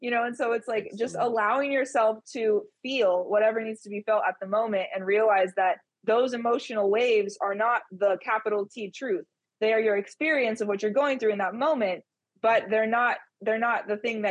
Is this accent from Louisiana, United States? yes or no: no; California, United States; moved away as an adult; I was born and raised in California. I moved around a couple different cities and locations in the state, but that's where I was from